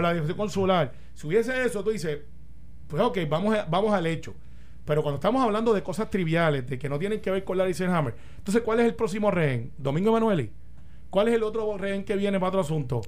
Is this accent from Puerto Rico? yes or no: yes; Puerto Rico; siendo puertorriqueño